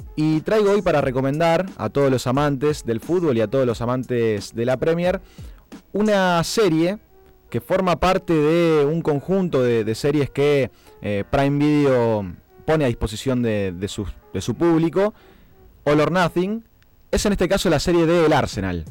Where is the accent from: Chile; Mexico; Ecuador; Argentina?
Argentina; nosotros los argentinos